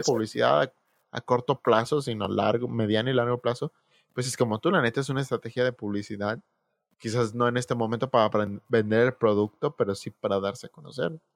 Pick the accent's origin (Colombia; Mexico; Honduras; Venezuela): Mexico